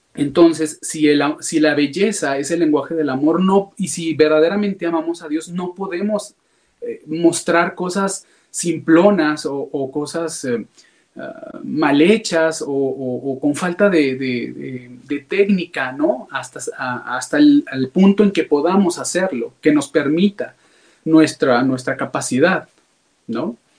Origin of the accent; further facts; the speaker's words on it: Guadalajara, Jalisco, Mexico; Soy originario aquí de Guadalajara, Jalisco